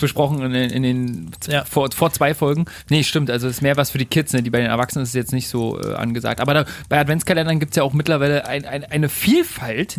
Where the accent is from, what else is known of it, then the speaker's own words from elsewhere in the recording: Germany; Bei uns in Deutschland